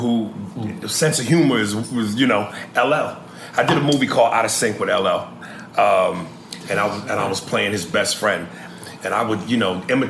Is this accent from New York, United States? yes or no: yes; New York, United States; I'm from New York. I talk with a certain flair and a passion